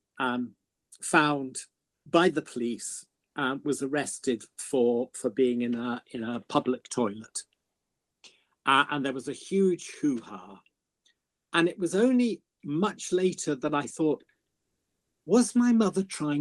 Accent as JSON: {"language": "English", "town": "Birmingham", "region": "West Midlands", "country": "United Kingdom", "tie": "born or raised there", "said": "I'm originally from Birmingham"}